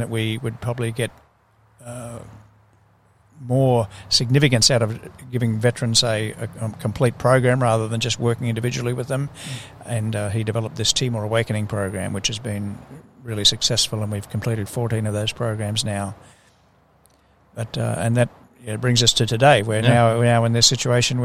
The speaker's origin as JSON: {"language": "English", "town": "Brisbane", "region": "Queensland", "country": "Australia", "tie": "born or raised there", "said": "I grew up here in Brisbane"}